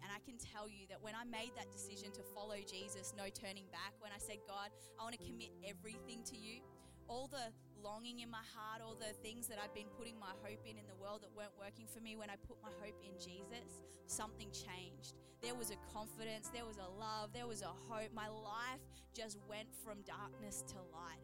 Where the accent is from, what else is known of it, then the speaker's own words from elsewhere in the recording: Geelong, Victoria, Australia; I grew up in Geelong, Victoria